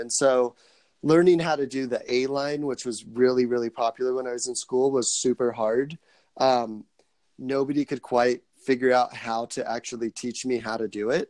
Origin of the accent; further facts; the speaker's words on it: Salt Lake City, Utah, United States; also born or lived in Anaheim, California / Missouri; now in St. George, United States; originally I'm from Anaheim, California. I moved from Anaheim when I was 8 up to Salt Lake City. So I'm basically a Salt Lake Cityan.